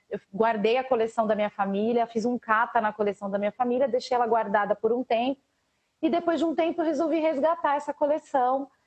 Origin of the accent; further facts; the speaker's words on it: São Paulo, Brazil; venho de uma família muito musical, de um meio muito musical, cresci aqui na periferia, na Zona Sul de São Paulo